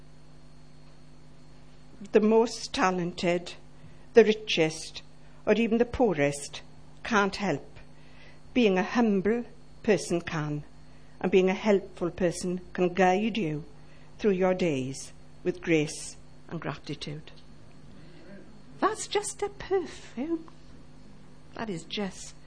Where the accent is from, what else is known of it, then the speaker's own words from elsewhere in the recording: Llanelli, Wales, United Kingdom; now in Ammanford, United Kingdom; I'm from Llanelli